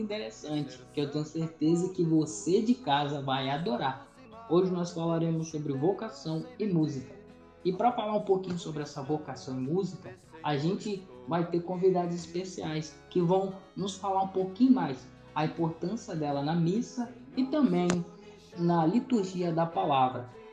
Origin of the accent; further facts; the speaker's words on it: Aracruz, Espírito Santo, Brazil; tenho 21 anos, sou natural de Aracruz, da paróquia São João Batista e da comunidade do interior chamada São Caetano